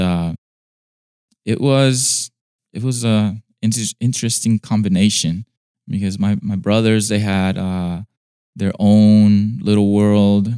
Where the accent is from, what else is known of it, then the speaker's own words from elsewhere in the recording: Inglewood, California, United States; I was born in California in uh, the city of Inglewood in LA County